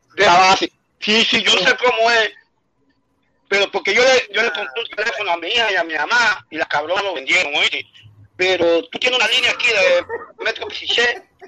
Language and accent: Spanish; Caimanera, Guantánamo, Cuba; moved away; yo soy allá de Caimanera